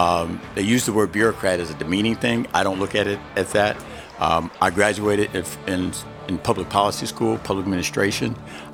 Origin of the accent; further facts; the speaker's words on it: Little Rock, Arkansas, United States; born there; No, I was born in Little Rock, Arkansas.